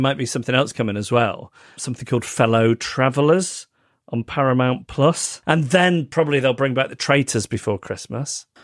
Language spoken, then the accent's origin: English; Manchester, North West England, United Kingdom; Withington Hospital, which is the hospital where I was born in Manchester.